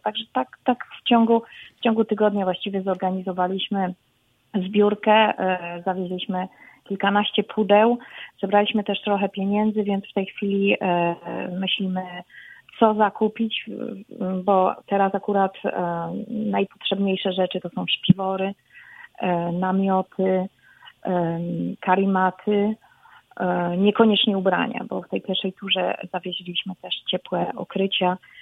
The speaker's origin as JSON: {"language": "Polish", "country": "Poland", "moved": "yes", "lives_now": "Texas, United States", "said": "jesteśmy Polakami, jesteśmy z Polski"}